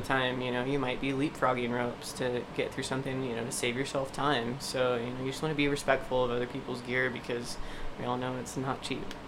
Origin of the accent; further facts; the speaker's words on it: East Coast, United States; moved away; growing up on the East Coast